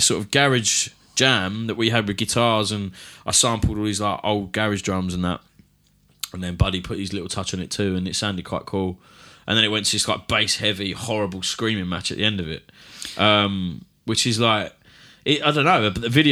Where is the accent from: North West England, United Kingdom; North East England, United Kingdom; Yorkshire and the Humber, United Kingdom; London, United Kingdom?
London, United Kingdom; accent: Cockney; I am a Cockney